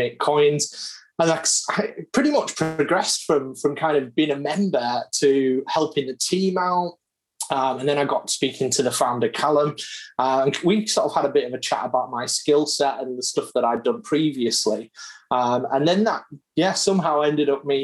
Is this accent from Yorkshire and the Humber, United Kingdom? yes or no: yes; Hull, Yorkshire and the Humber, United Kingdom; born or raised there